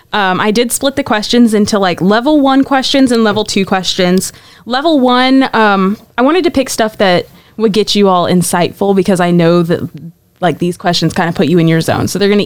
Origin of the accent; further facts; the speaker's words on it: Schertz, Texas, United States; an elementary education major going into the spring semester of my third year, and I'm from Shirts, Texas.